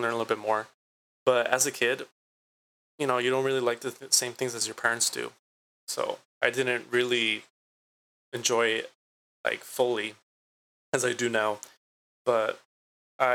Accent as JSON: {"language": "English", "town": "Santa Ana", "region": "California", "country": "United States", "tie": "born or raised there", "said": "I was born and raised in Santa Ana, so I like to, give myself the title of Santanero"}